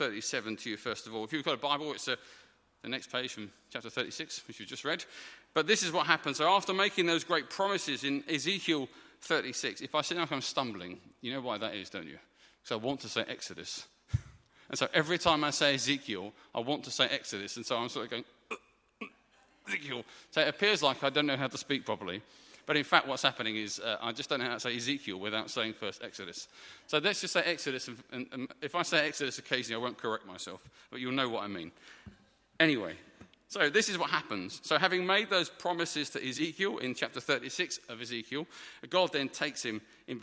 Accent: United Kingdom; as a British man

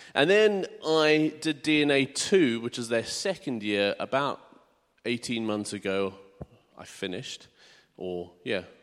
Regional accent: South Africa; moved away as an adult; also born or lived in United Kingdom; now in Hartford, United Kingdom; I'm originally from South Africa. I was born and bred there. Um, and when I was eighteen, we moved to the U K.

